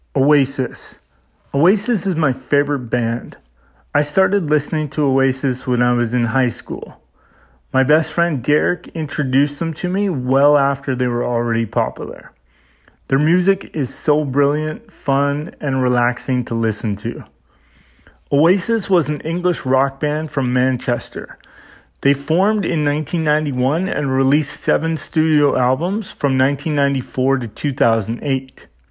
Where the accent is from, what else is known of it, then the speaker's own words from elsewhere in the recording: Saskatchewan, Canada; my hometown in Saskatchewan